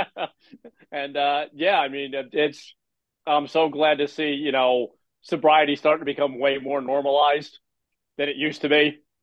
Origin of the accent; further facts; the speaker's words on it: New Jersey, United States; I'm from Jersey